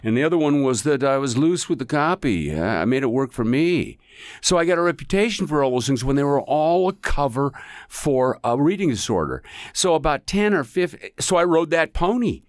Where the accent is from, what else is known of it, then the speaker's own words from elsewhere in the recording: Seattle, Washington, United States; moved away as an adult; also born or lived in Australia; my hometown of Seattle